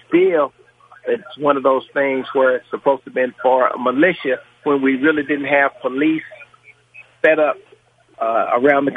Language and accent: English; Newburgh, United States; I grew up in Newburgh